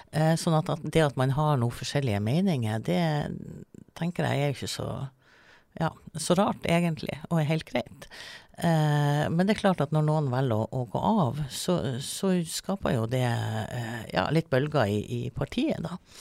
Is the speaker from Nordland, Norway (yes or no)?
yes; Melbu, Nordland, Norway; now in Svolvær, Norway; jeg kommer fra Melbu. Eh, men jeg flytta jo faktisk til Svolvær i 96